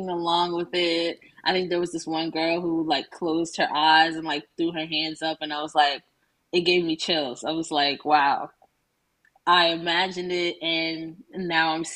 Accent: New York City, New York, United States; growing up in Brooklyn

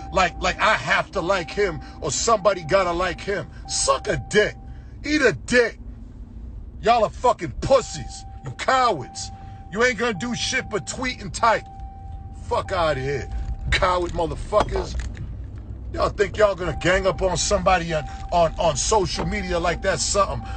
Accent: Boston, Massachusetts, United States; I'm from Boston, Massachusetts, Roxbury, Dorchester, Murder Pen

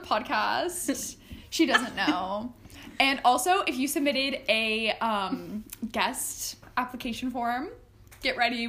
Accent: Pittsburgh, Pennsylvania, United States; I'm from Pittsburgh. She's from Philadelphia. Born and raised, both of us.

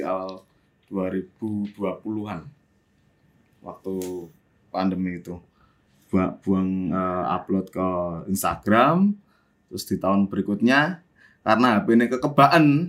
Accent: Yogyakarta, Special Region of Yogyakarta, Indonesia; moved away as an adult; also born or lived in Jakarta; ke Jogja neng kelahir, tanah kelahiranku

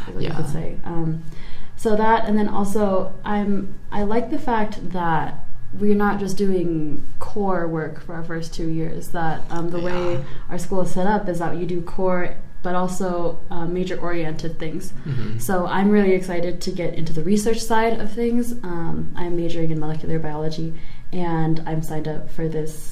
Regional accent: Colorado, United States; I was born and raised here in Colorado, so I've been here my whole life

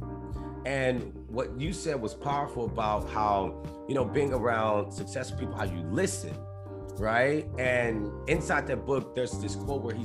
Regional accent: Alexandria, Louisiana, United States; moved away; I'm from Louisiana originally

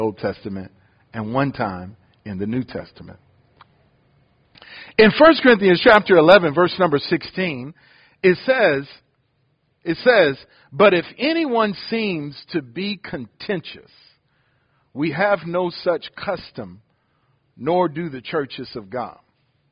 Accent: Detroit, Michigan, United States; moved away; I'm from Detroit

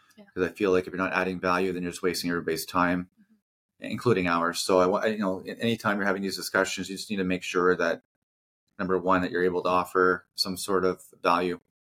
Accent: New Brunswick, Canada; moved away as an adult; also born or lived in Vancouver; born and raised in New Brunswick.

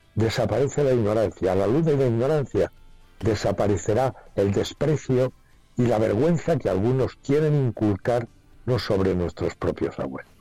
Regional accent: Spain; quiénes somos los españoles

